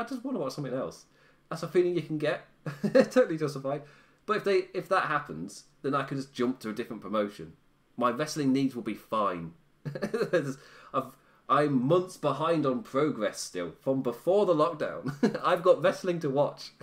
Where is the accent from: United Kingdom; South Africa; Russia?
United Kingdom; England; I'm English